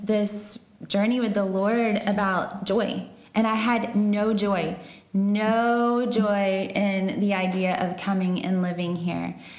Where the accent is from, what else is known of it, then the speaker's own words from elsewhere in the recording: Texas, United States; moved away; I'm from Texas